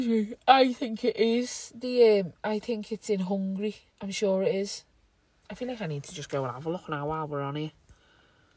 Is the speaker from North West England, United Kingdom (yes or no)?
yes; Liverpool, North West England, United Kingdom; we're already British citizens because we were born here